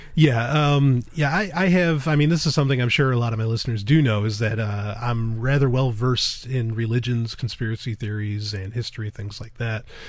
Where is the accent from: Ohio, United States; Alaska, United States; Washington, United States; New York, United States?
New York, United States; I am a Jew from New York